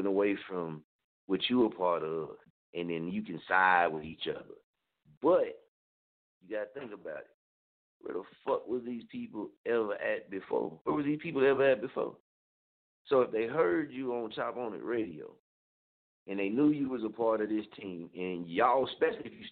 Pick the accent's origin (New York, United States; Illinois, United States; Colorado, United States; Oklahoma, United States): Oklahoma, United States; Muskogee; now in Wichita, United States; I don't stay in Muskogee. That's my hometown